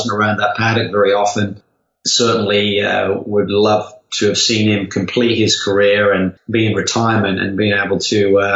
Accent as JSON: {"language": "English", "town": "Norwich", "region": "East of England", "country": "United Kingdom", "tie": "born or raised there", "said": "Norwich, my hometown"}